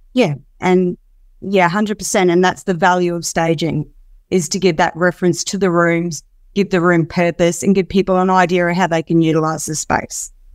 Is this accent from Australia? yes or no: yes; Darwin, Northern Territory, Australia; moved away as an adult; now in Perth, Australia; I'm originally from Darwin, so I came down here seven years ago now